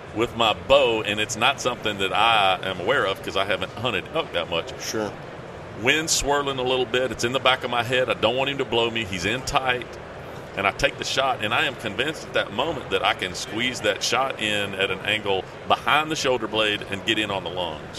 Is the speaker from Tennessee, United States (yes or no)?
yes; Tennessee, United States; somebody from Tennessee